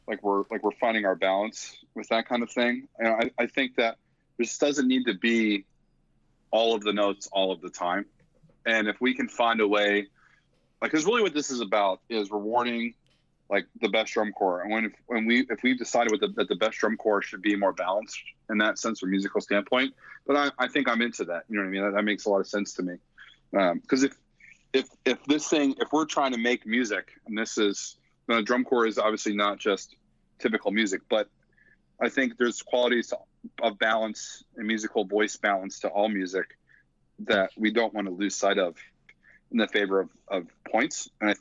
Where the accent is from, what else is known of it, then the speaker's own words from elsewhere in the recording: East Coast, United States; even though I'm from the East Coast and I grew up in the Crossing Cadets Crown world